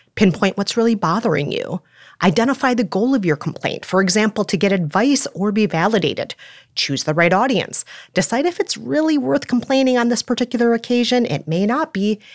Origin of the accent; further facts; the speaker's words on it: Minnesota, United States; moved away; I'm Minnesotan